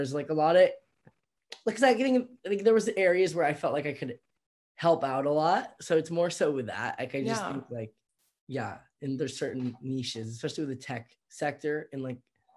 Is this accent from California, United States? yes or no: yes; the Bay Area, California, United States; I'm from the Bay